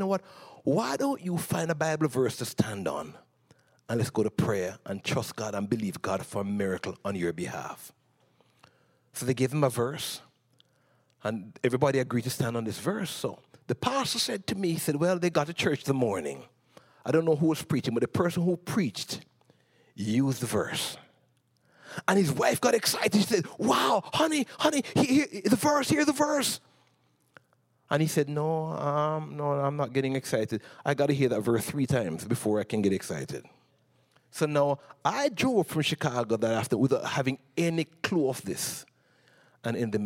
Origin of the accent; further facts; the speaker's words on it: Jamaica; moved away as an adult; I came from Jamaica